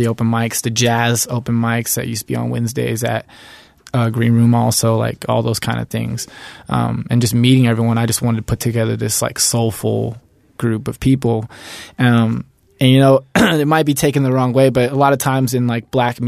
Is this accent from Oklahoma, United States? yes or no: yes; Oklahoma, United States; also born or lived in Louisiana; now in Reno, United States; I'm from Oklahoma, actually, originally.